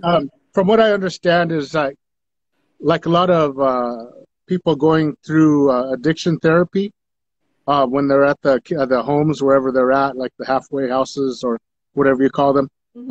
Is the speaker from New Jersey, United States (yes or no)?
no; Taos Pueblo, New Mexico, United States; I'm from Taos Pueblo, my father being from Taos Pueblo